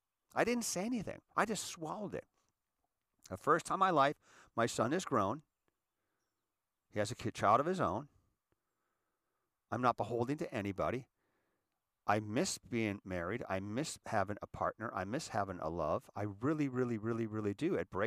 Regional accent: Erie, Pennsylvania, United States; Because I was raised in Erie.

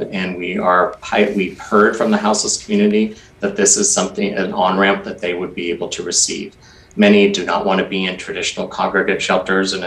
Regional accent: Portland, Oregon, United States; I was one of those Portlanders that was frustrated and actually getting kind of angry with my hometown

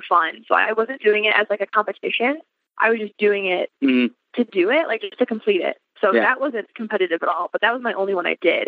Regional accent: Chicago, Illinois, United States; I'm from Chicago

